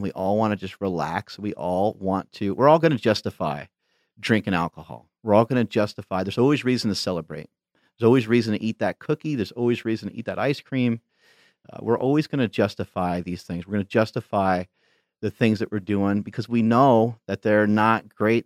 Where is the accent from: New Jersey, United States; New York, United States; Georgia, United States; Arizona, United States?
New York, United States; moved away; I grew up in New York